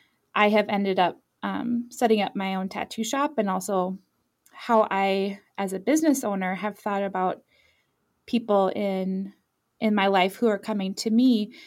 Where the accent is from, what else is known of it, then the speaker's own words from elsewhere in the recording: Ireland; also born or lived in France / Germany; So I was born in France and grew up primarily in Ireland and Germany and France. Moving a lot.